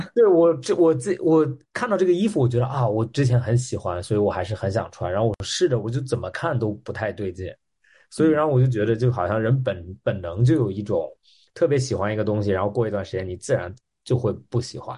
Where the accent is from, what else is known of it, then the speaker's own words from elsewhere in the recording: Australia; moved away as an adult; 我三年没有回澳大利亚了，然后嗯。我是在那边长大的